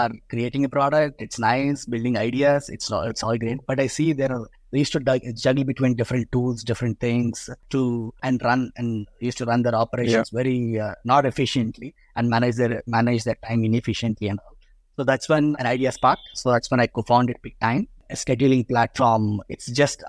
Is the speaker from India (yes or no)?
yes; India; I was born in India. So I was raised in India.